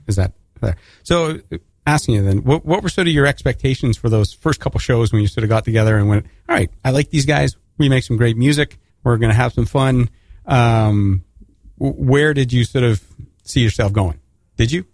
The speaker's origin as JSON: {"language": "English", "country": "Canada", "said": "as a Canadian"}